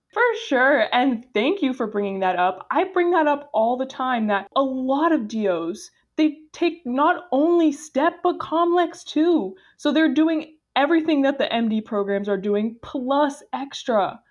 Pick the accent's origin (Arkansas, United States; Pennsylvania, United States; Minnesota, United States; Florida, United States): Florida, United States; Boca Raton; I'm actually originally from Boca Raton, Florida